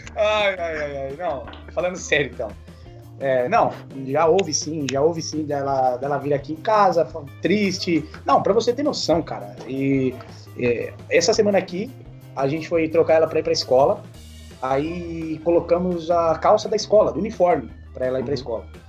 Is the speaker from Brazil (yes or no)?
yes; Brazil; a gente é, brasileiro